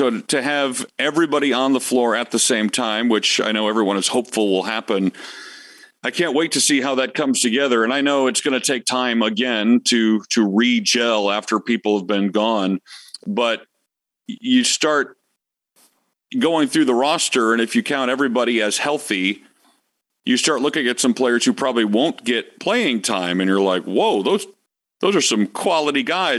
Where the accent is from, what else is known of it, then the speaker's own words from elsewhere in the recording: Detroit, Michigan, United States; I grew up in Detroit